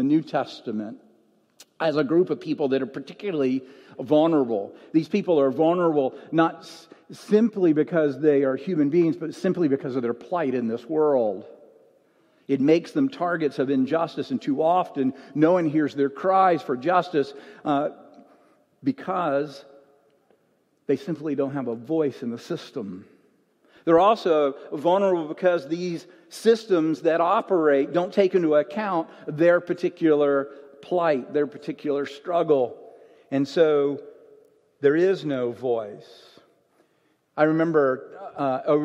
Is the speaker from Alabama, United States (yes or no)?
yes; Alabama, United States; moved away; When I grew up in Alabama, in my hometown, I grew up in the 60s and 70s.